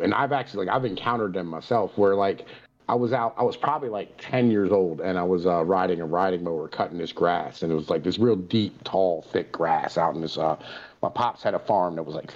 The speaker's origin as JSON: {"language": "English", "region": "Appalachia", "country": "United States", "tie": "born or raised there", "said": "I was born on the side of a mountain in a camper. I was taught how to go to the bathroom in an outhouse"}